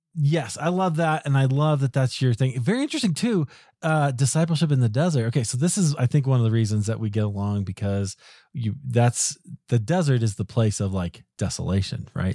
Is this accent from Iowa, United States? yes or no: yes; Iowa, United States; now in Colorado, United States; I grew up in Iowa